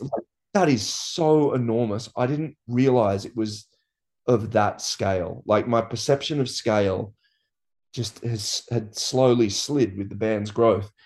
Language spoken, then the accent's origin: English; Byron Bay, New South Wales, Australia; growing up in Byron, like, everyone moved to this town with the idea of just surfing